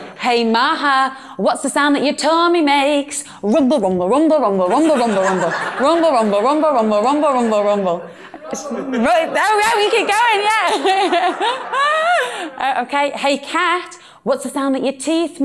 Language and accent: English; Birkenhead, North West England, United Kingdom; accent: British Northern; this is my hometown. This is beautiful, glorious Birkenhead